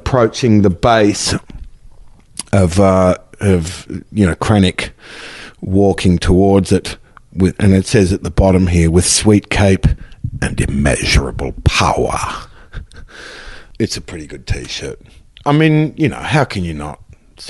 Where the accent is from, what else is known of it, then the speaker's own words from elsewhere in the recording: Melbourne, Victoria, Australia; moved away; I came from Melbourne